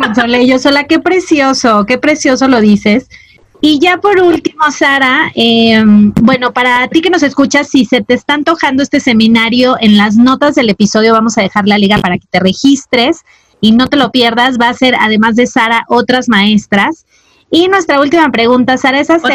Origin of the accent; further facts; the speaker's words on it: Mazatlán, Sinaloa, Mexico; Yo crecí en Mazatlán, que es un puerto